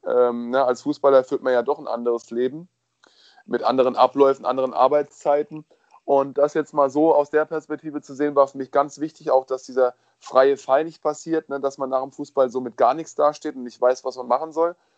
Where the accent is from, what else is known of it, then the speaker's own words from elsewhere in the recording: Kaiserslautern, Rhineland-Palatinate, Germany; in der Nähe von meiner Heimat, Kaiserslautern